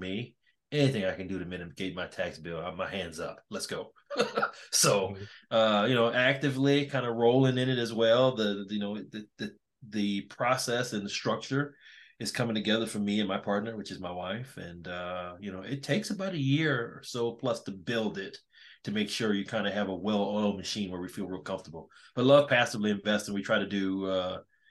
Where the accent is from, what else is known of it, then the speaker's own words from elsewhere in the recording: 30 miles west of New Orleans, South Louisiana, United States; now in Pittsburgh, United States; I'm from South Louisiana. I grew up 30 miles west of New Orleans